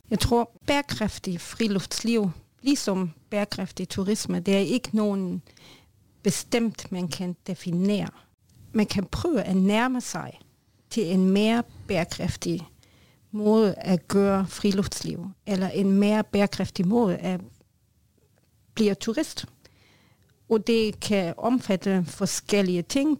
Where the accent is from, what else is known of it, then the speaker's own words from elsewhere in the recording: Germany; Norwegian is a second language; moved away; jeg er tysker